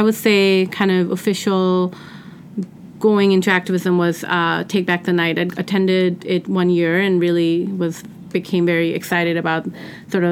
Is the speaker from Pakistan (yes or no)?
yes; Pakistan; now in United States; I grew up in Pakistan